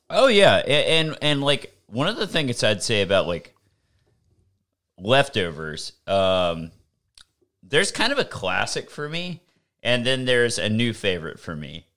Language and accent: English; the South, United States; I'm from the South.